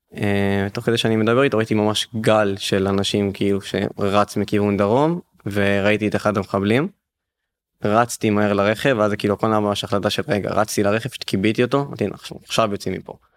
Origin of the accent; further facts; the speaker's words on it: Ashdod, Southern District, Israel; אנחנו בסוף תושבי הדרום אנחנו מאשדוד